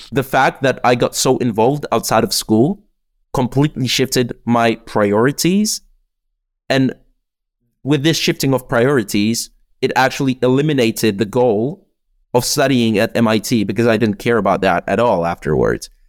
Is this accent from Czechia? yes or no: yes; Czechia; also born or lived in United Kingdom; in the Czech Republic, we have like this weird system where you can do eight years of high school.